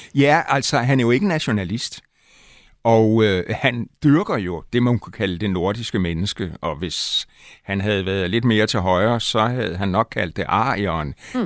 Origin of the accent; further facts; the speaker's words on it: Aalborg, North Denmark Region, Denmark; moved away; also born or lived in Himmerland; jeg boede nogle år i min barndom i Aalborg